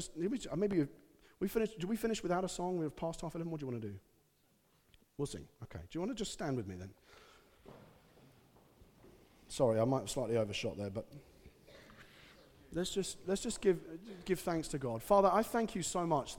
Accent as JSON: {"language": "English", "country": "United Kingdom", "said": "being British"}